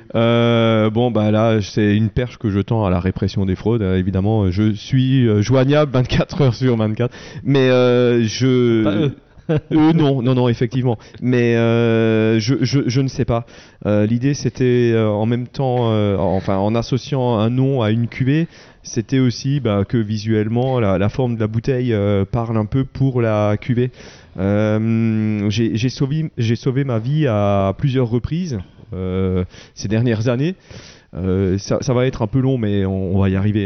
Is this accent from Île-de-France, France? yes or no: no; Wettolsheim, Grand Est, France; je suis de Veto